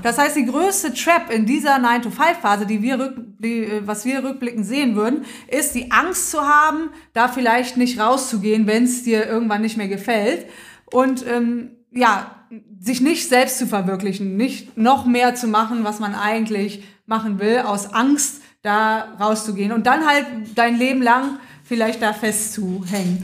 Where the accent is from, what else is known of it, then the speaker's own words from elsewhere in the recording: Rhineland, Germany; Ich komme auch aus dem Rheinland